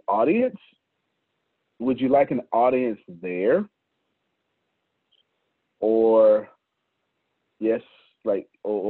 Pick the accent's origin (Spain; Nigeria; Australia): Nigeria; I'm from Nigeria. I would love to be a part of this, but I don't know if I'm eligible for the opportunity. Yes, you are. I am Nigerian.